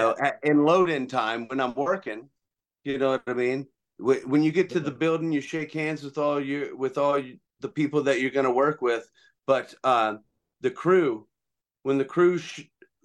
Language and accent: English; Louisiana, United States; I'm from Houghton, Louisiana.